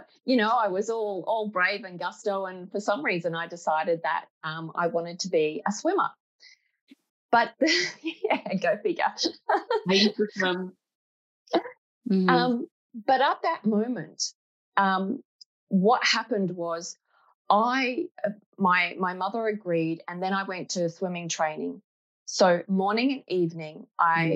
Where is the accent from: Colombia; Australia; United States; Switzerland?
Australia; I was born in Australia